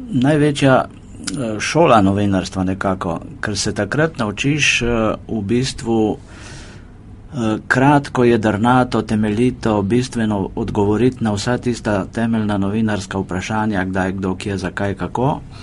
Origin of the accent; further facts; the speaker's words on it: Primorska, Vipava Valley, Slovenian Littoral, Slovenia; moved away as an adult; now in Ljubljana, Slovenia; jaz drugač prihajam z Primorske, z Vipavske doline